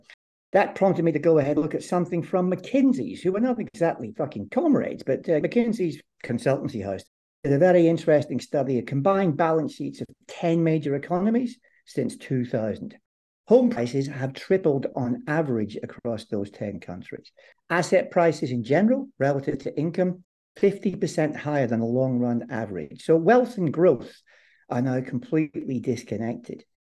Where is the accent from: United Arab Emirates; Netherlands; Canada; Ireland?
Ireland; also born or lived in Northern Ireland; I have a Scottish name and the family lived in Scotland for a while, but I regard myself as Irish rather than